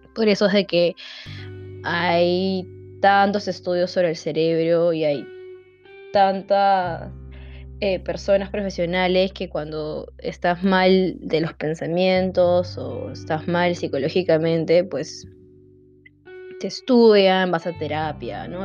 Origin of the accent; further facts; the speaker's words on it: Lima, Peru; soy de Lima, Perú, es la capital de Perú, Lima, al costado de la costa